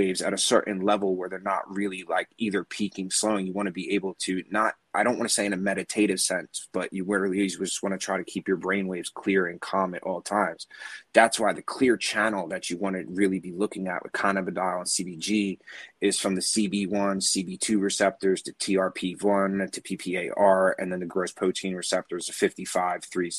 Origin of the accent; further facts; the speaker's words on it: New Jersey, United States; accent: Jersey; I have a very Jersey